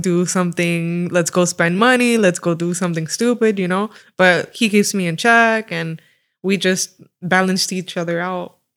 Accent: Fort Myers, Florida, United States; moved away as an adult; also born or lived in Panama City, Panama; now in Miami, United States; I moved here once I was a baby in Florida

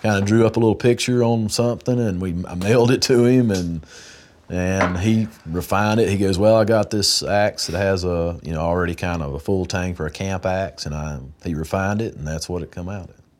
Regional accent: Wilkes County, North Carolina, United States; I'm from Wilkes County, right here

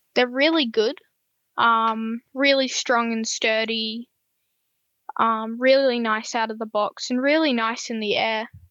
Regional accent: Gold Coast, Queensland, Australia; I'm from the Gold Coast, Queensland, as some people might know.

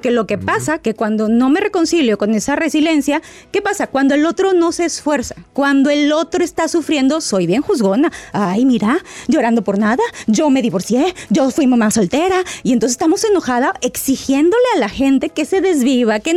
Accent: Guadalajara, Jalisco, Mexico; now in Seattle, United States; Hola doctor, lo saluda … desde Seattle, Washington, pero soy de Guadalajara, Jalisco.

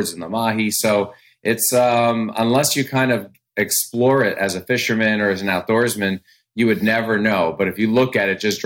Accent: Tappan, New York, United States; moved away; Originally, I'm from Tappan, New York, a little upstate of Manhattan. So I kind of lived close to the water, close to the Hudson River growing up as a kid

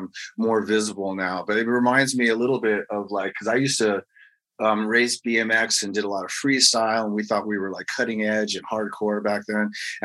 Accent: England, United Kingdom; born there; the fact that I was born in England and all that.

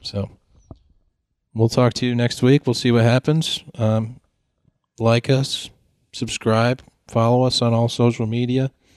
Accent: Connecticut, United States; We're from Connecticut

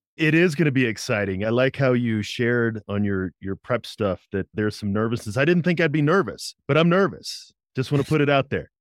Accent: Berkeley, Missouri, United States; I grew up in Saint Louis, Missouri

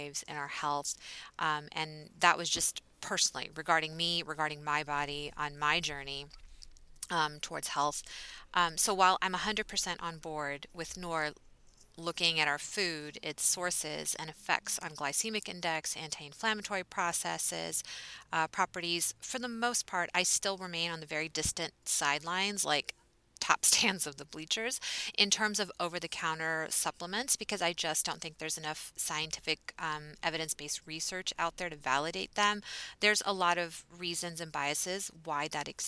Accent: Texas, United States; I am from Texas

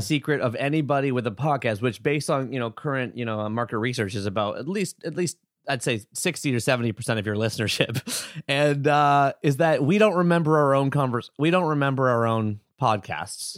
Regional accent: Oshawa, Ontario, Canada; I was born September seventeenth, seventy-nine, Oshawa, Ontario, Canada

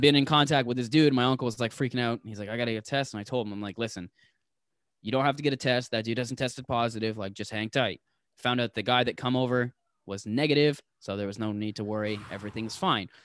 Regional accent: Toronto, Ontario, Canada; I'm from Toronto.

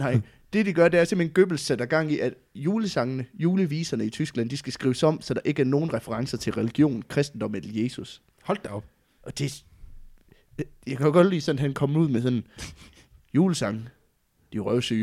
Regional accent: West Jutland, Central Denmark Region, Denmark; jeg kommer jo fra Vestjylland

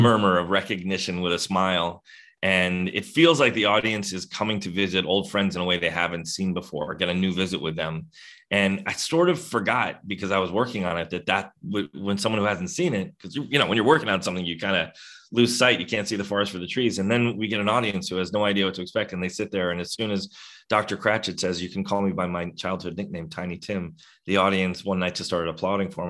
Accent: New York City, New York, United States; I grew up in New York City

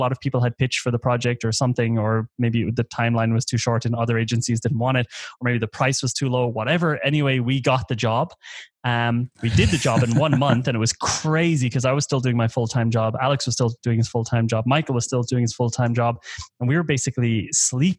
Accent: Ireland; moved away as an adult; I'm Irish. I grew up in Ireland for the first 20 years.

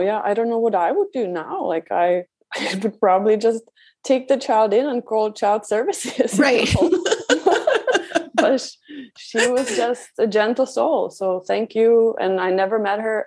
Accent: Czechia; moved away; I was raised in Czech Republic

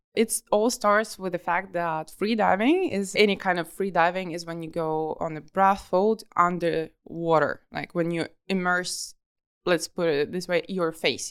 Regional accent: Kharkiv, Kharkiv Oblast, Ukraine; moved away as an adult; also born or lived in Dahab, Egypt; I'm from Kharkiv, from the city which is eight hundred kilometers away from the sea

